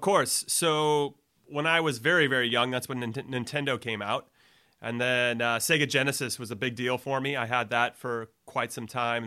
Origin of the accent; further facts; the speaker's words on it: Los Angeles, California, United States; also born or lived in New York City; now in north of San Francisco, United States; I'm from L A, so coming back to California was good